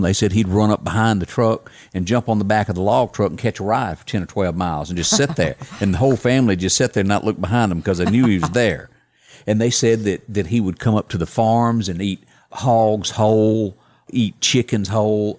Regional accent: Deep South, United States; accent: southern drawl; As a kid growing up in the Deep South

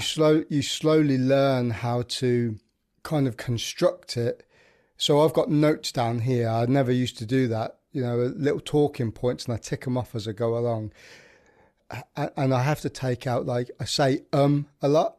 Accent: Birmingham, West Midlands, United Kingdom; I'm from the Midlands, which is, um, central of England in Birmingham

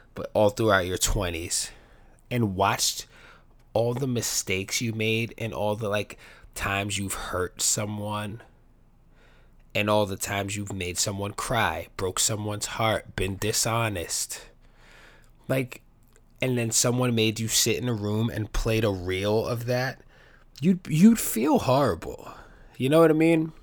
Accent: New York City, New York, United States; I grew up in New York City, the best city in the world

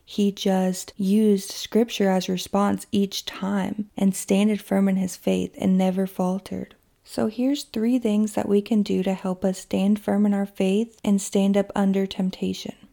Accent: Kentucky, United States; my hometown in Kentucky

